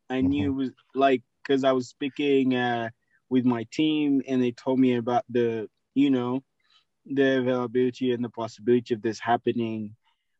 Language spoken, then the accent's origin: English; Kampala, Central Region, Uganda; Yeah, so I am from Kansanga Buziga area. So anybody who knows that, you know, Konge Road, Munyonyo Road, that's my area. That's where I come from, Machindia side, where I grew up from.